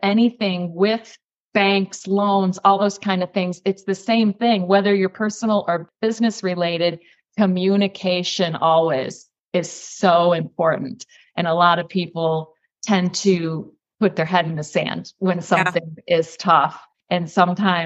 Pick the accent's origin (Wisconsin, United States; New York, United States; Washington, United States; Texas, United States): New York, United States; now in Florida, United States; I hail from New York State. Now I'm located physically in Florida